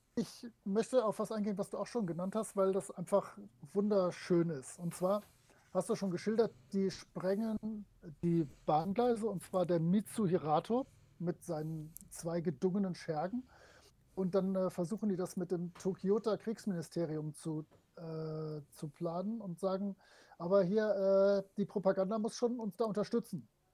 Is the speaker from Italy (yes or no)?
no; France; moved away; früher so als Kind in Frankreich